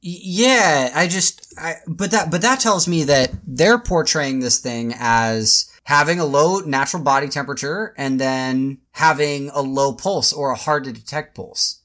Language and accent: English; Tacoma, Washington, United States; also born or lived in Portland; I grew up in Tacoma, Washington, which is just like an hour south of Seattle